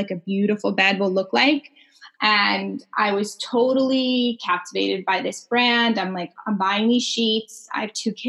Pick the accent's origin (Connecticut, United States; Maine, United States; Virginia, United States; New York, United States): New York, United States; moved away as an adult; now in Canada; I originated in New York